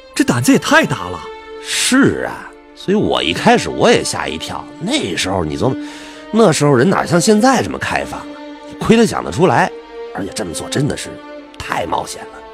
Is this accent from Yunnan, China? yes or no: no; northern Jiangsu countryside, China; 我们老家在那个苏北农村呢